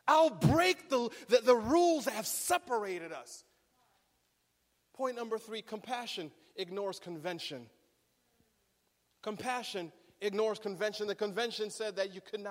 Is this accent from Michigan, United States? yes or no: yes; Berrien Springs, Michigan, United States; now in Riverside, United States; I grew up in Bering Springs